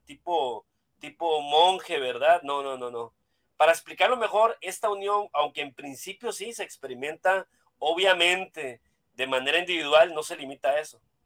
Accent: Costa Rica; now in Culiacán, Mexico; soy costarricense también. Solo que a diferencia de, de Dani, yo soy, yo vivo en México

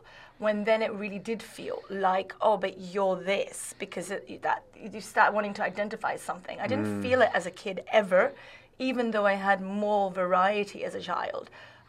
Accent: Sydney, New South Wales, Australia; moved away as an adult; also born or lived in New York / London / Saudi Arabia; I kind of knew I would never live in Sydney as a kid

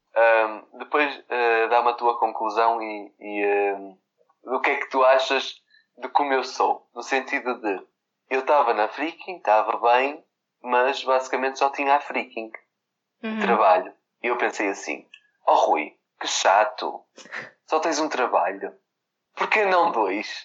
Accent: Vila Nova de Gaia, Norte, Portugal; eu sou de Gaia

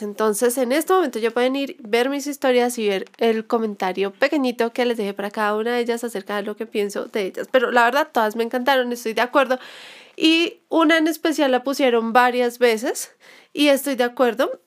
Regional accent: Colombia; como colombianos deberíamos estar un poco más unidos

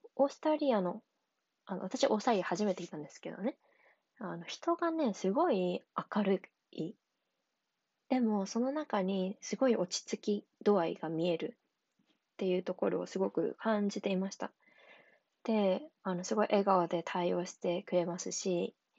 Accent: Tokyo, Japan; 私は東京に住んで、まあ、生まれ育ってきたので

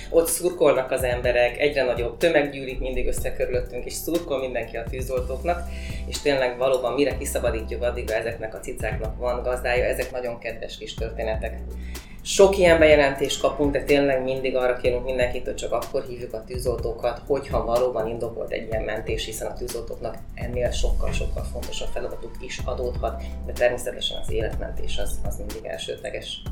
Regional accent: Hódmezővásárhely, Csongrád-Csanád, Hungary; hódmezővásárhelyi vagyok, és a hódmezővásárhelyi városi televízióban dolgoztam 8

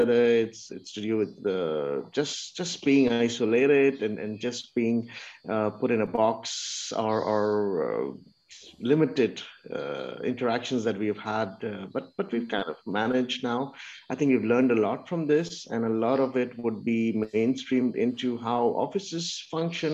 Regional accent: Pakistan; moved away; I'm from Pakistan.

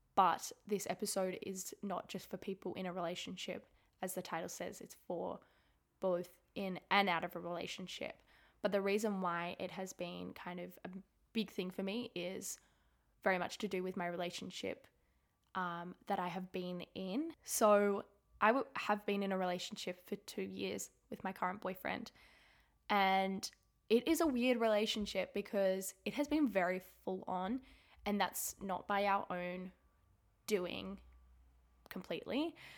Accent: Sydney, New South Wales, Australia; also born or lived in Melbourne; I moved away from Melbourne. I moved back home to Sydney.

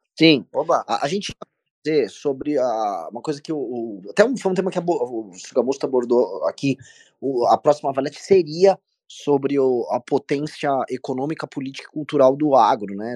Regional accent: Brazil; eu sou brasileiro, não sou europeu

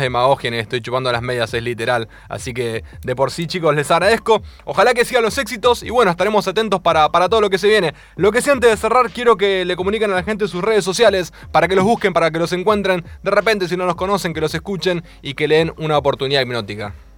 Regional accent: Mar del Plata, Buenos Aires Province, Argentina; moved away; Yo soy de Mar del Plata eh, originariamente

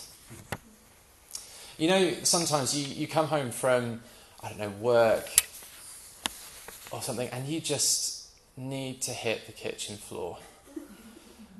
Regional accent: United Kingdom; We're British, most of us.

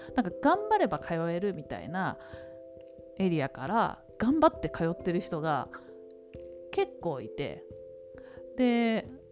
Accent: Tokyo, Japan; 東京で育って

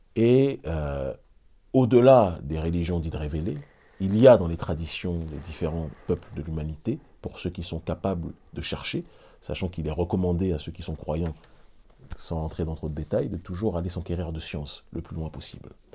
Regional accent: Île-de-France, France; moved away as an adult; also born or lived in Benin; Je suis né en France et je ne le renierai jamais

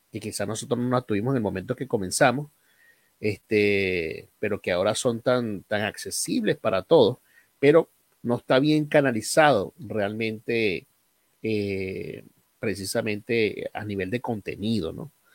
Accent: Aragua, Venezuela; moved away; also born or lived in Guárico; yo no nací aquí en Guárico, yo nací en Aragua.

